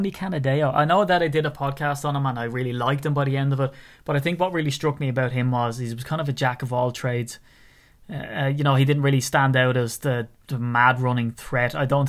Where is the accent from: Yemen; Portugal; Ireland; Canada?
Ireland; accent: Irish; it's just my Irish accent.